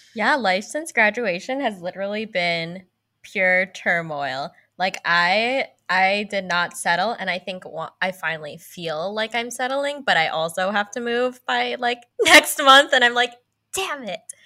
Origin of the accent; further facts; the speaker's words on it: San Francisco Bay Area, California, United States; I lived in California my whole life. I lived in the San Francisco Bay Area